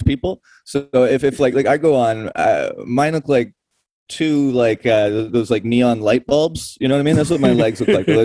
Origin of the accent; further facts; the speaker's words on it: Toronto, Ontario, Canada; we're in Victoria right now, but I'm from East Toronto